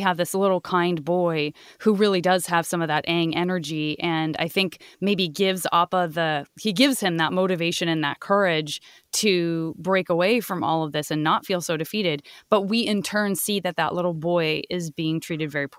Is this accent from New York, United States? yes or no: no; Arizona, United States; I'm from Arizona